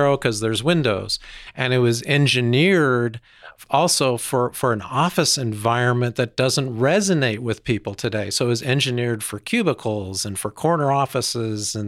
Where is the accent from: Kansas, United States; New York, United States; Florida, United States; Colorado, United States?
Colorado, United States; Denver; I grew up in Denver.